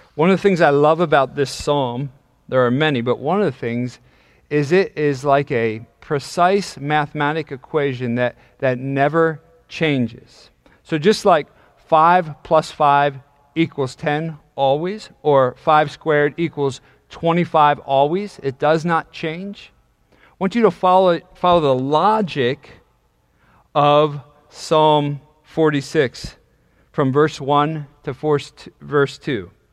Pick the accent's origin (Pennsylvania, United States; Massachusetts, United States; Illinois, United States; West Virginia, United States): Pennsylvania, United States; York; also born or lived in Dallastown, Pennsylvania; I grew up in York, Pennsylvania